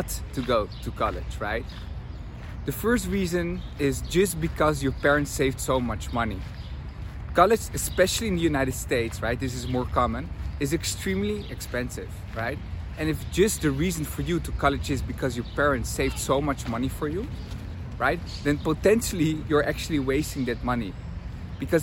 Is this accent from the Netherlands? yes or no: yes; Amsterdam, North Holland, Netherlands; English is a second language; moved away as an adult; also born or lived in Tel Aviv, Israel; I'm from Amsterdam, where university is free